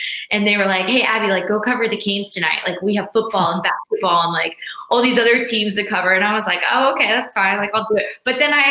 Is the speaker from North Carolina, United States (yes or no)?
yes; Charlotte, North Carolina, United States; growing up in Charlotte, we had the Checkers